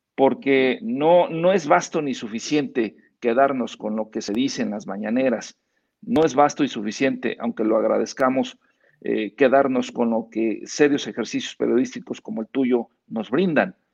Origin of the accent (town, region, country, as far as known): Mexico